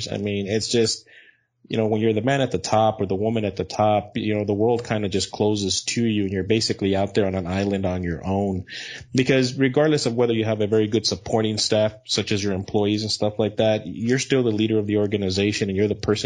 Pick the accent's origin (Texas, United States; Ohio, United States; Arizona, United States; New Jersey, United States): Texas, United States; El Paso; also born or lived in Odessa, Texas; I was born in El Paso, Texas